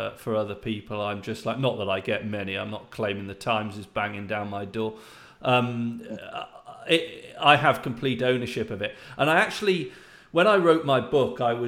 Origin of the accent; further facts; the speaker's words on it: United Kingdom; I'm British